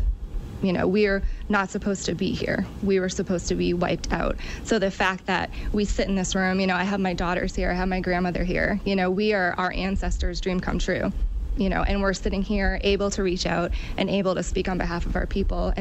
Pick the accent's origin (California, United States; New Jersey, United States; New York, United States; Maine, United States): Maine, United States; Penobscot Nation; growing up in the Penobscot Nation